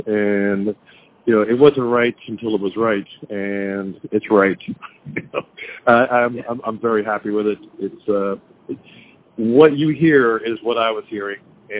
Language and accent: English; New Jersey, United States; New Jersey.